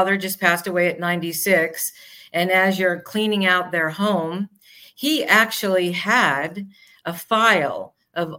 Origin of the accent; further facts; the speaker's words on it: New York, United States; moved away; I'm from New York